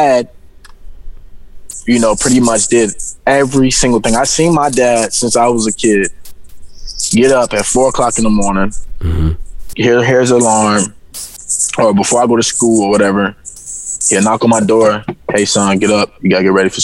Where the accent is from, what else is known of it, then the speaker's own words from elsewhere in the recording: Virginia, United States; moved away as an adult; also born or lived in Florida; I'm actually from Virginia